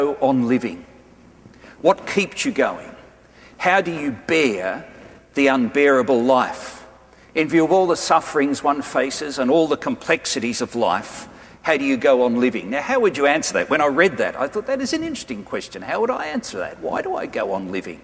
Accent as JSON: {"language": "English", "country": "Australia"}